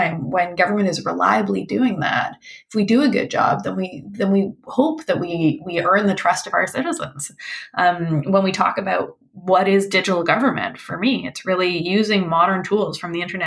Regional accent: British Columbia, Canada; moved away as an adult; I grew up here in British Columbia, and then I was gone for, I guess, 17 years, came back here in this capacity

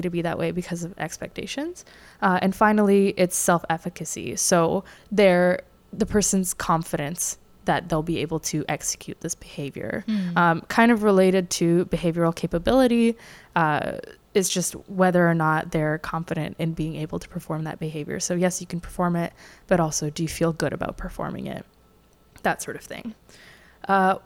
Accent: Canada

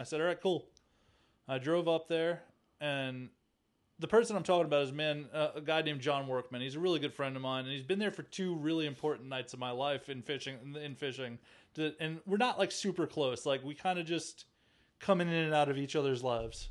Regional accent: Long Island, New York, United States; moved away; I'm from Long Island, New York, the east end of Long Island. Uh, I grew up in Santa Marich's

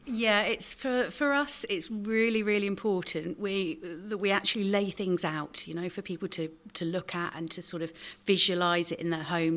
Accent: Somerset, South West England, United Kingdom; now in Dorset, United Kingdom; I was born actually in Somerset.

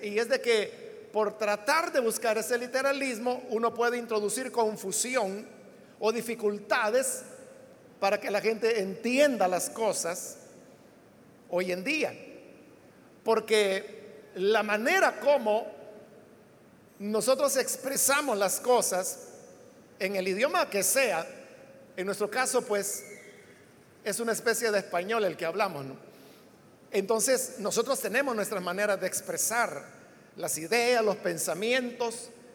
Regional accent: El Salvador; así es como los salvadoreños hablamos el español

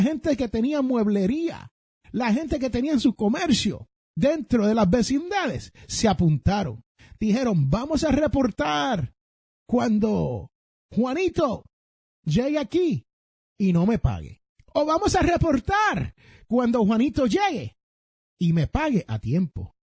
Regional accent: San Juan, Puerto Rico; donde yo me crié en Santurce, Barrio Obrero, en Puerto Rico

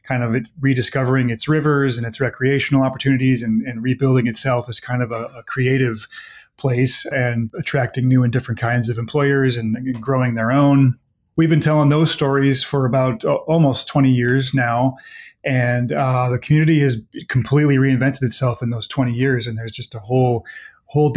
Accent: Elk Mound, Wisconsin, United States; moved away as an adult; now in Eau Claire, United States; I'm from Elk Mound, which is a small town of about 700 people, just 10 miles to the west of here

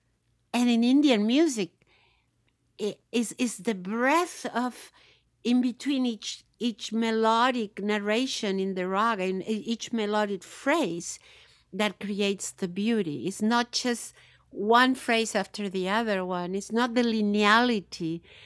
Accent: Bahia, Brazil; now in United States; the orishas of the Yoruba tradition in Bahia, where I grew up in Bahia.

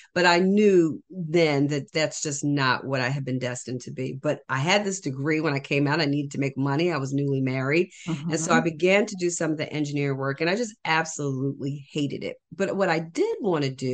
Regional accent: New Jersey, United States; I am from New Jersey

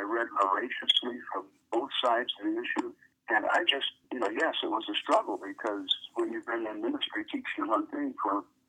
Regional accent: northern Michigan, United States; also born or lived in Indiana; I grew up in Michigan, in northern Michigan.

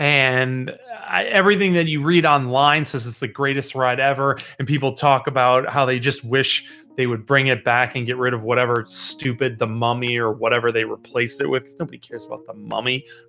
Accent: Chicago, Illinois, United States; I'm from Chicago, Illinois.

